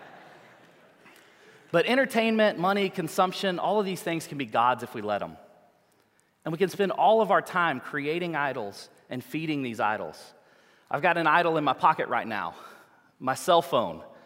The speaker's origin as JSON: {"language": "English", "town": "New Orleans", "region": "Louisiana", "country": "United States", "said": "we're from the United States, from New Orleans, Louisiana"}